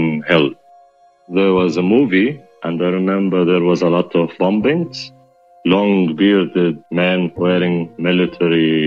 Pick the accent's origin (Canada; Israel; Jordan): Jordan; Amman, Amman Governorate; I grew up in Jordan, in Amman, the capital.